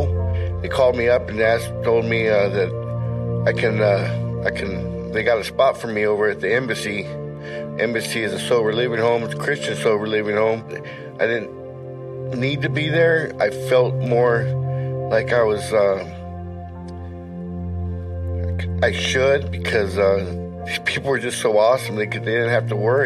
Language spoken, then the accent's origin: English; California, United States; moved away as an adult; I'm from California